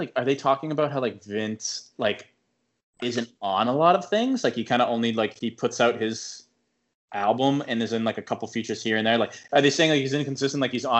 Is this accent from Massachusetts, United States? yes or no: yes; Massachusetts, United States; I know this is because we were born here and like we grew up in Mass and like what we think is normal.